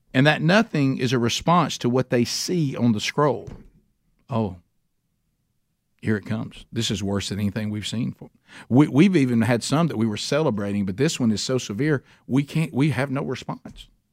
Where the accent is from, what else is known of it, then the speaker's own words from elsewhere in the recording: Alabama, United States; I'm from Alabama